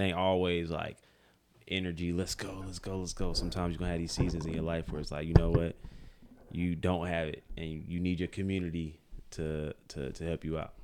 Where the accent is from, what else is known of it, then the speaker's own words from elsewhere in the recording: Greensboro, North Carolina, United States; we're from Greensboro